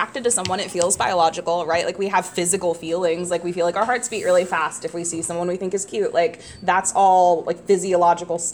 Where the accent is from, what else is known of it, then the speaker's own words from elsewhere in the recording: Midwest, United States; growing up in the Midwest